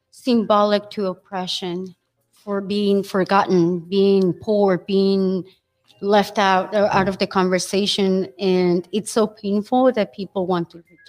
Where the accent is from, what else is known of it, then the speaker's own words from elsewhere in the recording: Mexico City, Mexico; English is a second language; also born or lived in Hidalgo; now in United States; I was born and raised in Mexico City, beautiful Mexico, Tenochtitlan.